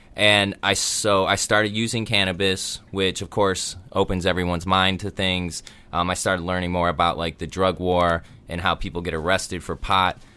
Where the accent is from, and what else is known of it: Illinois, United States; born or raised there; moved away as an adult; also born or lived in Colorado; now in Southern California, United States